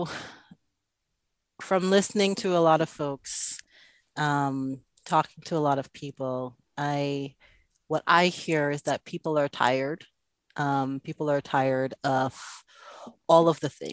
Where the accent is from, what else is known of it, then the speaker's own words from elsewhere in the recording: Antigua & Barbuda; moved away; also born or lived in Dominica; growing up, that time that I spent in Antigua and in Dominica